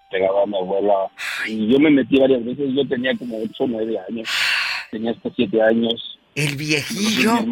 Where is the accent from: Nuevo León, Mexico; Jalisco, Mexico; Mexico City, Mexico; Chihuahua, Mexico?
Mexico City, Mexico; now in Colorado Springs, United States; soy de Chilango de Colorado Springs.